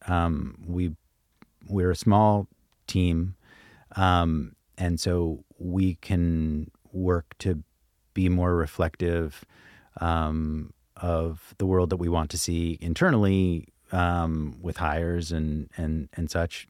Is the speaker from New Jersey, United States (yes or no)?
no; Brooklyn, New York, United States; my hometown, Brooklyn